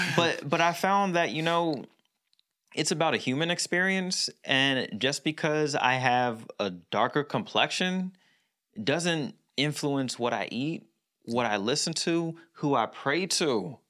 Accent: Philadelphia, Pennsylvania, United States; so I was born in Philadelphia. I went to school in the suburbs. So I, I was born in the area of Philly where it was all black

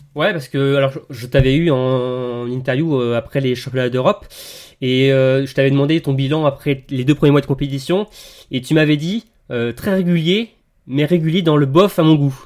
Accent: Bourgogne-Franche-Comté, France; je suis de Franche-Comté

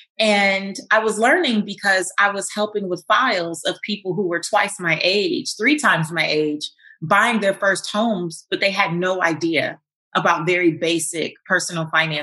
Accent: Los Angeles, California, United States; I'm from Lemur Park, South Central Los Angeles, where I didn't grow up with seeing people with fancy cars or big houses

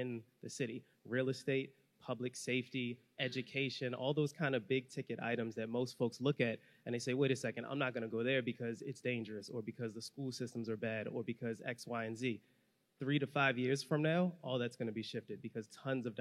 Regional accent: Baltimore, Maryland, United States; I'm from Baltimore

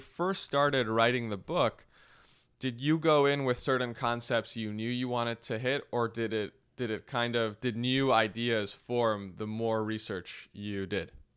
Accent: Los Angeles, California, United States; growing up in Los Angeles

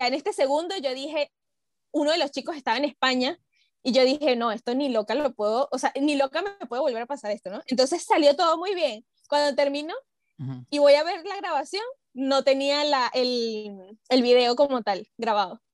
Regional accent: Venezuela; now in Peru; siendo venezolana

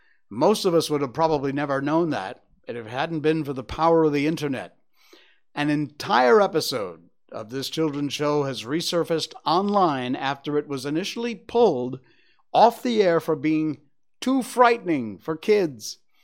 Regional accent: Cornwall, Connecticut, United States; it was in a town next to where I grew up in Cornwall, Connecticut.

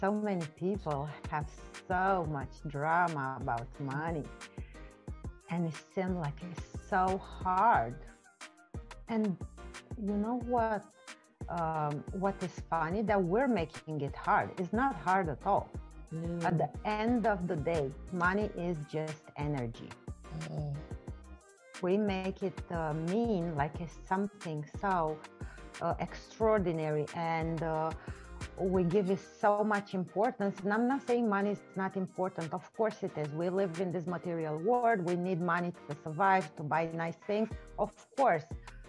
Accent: Romania; first language Romanian; English is a second language; I'm from Romania.

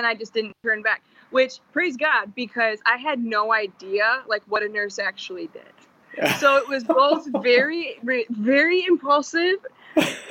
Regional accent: Jackson, Michigan, United States; moved away as an adult; now in Grand Rapids, United States; I'm from Jackson, Michigan, originally, Spring Arbor, more specifically

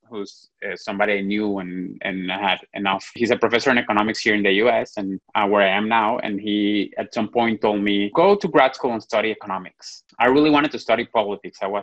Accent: Venezuela; moved away; I was born and raised there

